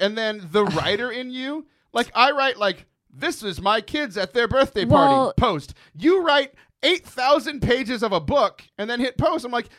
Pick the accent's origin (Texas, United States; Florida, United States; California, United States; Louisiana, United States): Louisiana, United States; It runs in my blood. I'm Cajun.